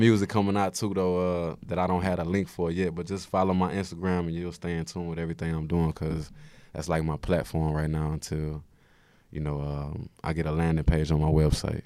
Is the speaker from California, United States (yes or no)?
no; Houston, Texas, United States; moved away as an adult; now in New York, United States; I'm from Third Ward. It's a lot of people from Sunnyside that I'm close with and just Houston in, in general